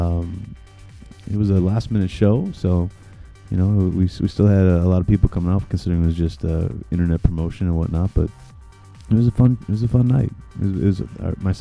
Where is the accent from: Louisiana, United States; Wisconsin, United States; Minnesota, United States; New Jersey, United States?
Minnesota, United States; Minneapolis; now in Chicago, United States; Minneapolis, my hometown